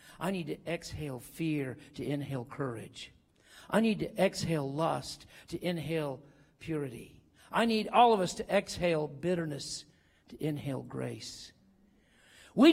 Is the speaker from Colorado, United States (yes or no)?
yes; Denver, Colorado, United States; I got there. I am from Denver. I flew in quick as I could at midnight.